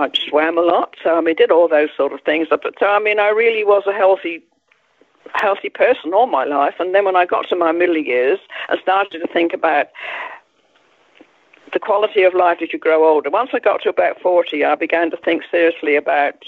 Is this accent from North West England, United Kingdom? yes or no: no; Isle of Wight, South East England, United Kingdom; moved away; I grew up on the Isle of Wight.